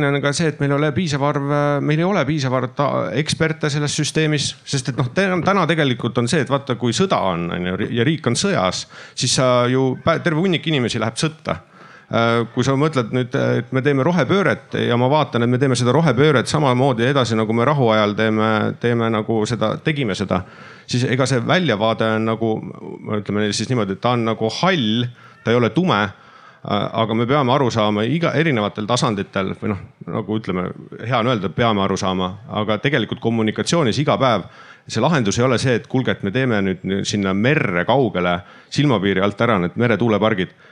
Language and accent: Estonian; Estonia; me oleme riik, me oleme rahvas, me oleme eestlased, me oleme Eesti kodanikud siin territooriumil